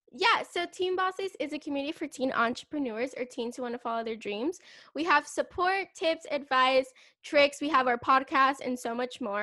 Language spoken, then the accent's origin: English; California, United States; I'm from California.